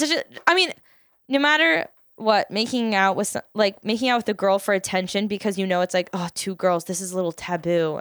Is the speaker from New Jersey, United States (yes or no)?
no; Philadelphia, Pennsylvania, United States; we're from Philadelphia. We're coming to you live from Philadelphia